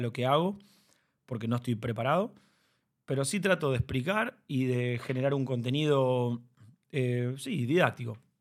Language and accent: Spanish; Rosario, Santa Fe, Argentina; yo nací en Rosario